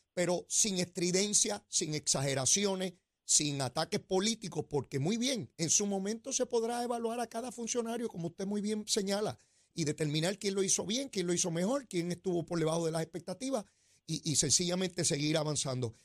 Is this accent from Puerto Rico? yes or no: yes; Puerto Rico; como buenos puertorriqueños